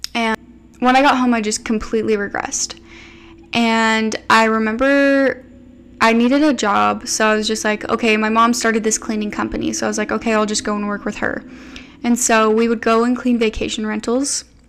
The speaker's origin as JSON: {"language": "English", "country": "United States", "tie": "born or raised there", "said": "I grew up living in America, eating your standard American processed, sugary, food-colored diet."}